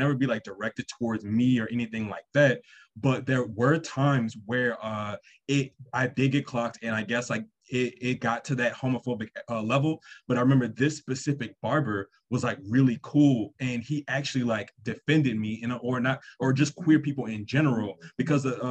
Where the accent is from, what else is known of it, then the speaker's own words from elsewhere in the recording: New Orleans, Louisiana, United States; I grew up in New Orleans, Louisiana.